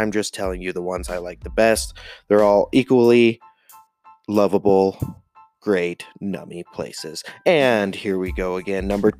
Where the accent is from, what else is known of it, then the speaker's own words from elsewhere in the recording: Montana, United States; Montana, my home state.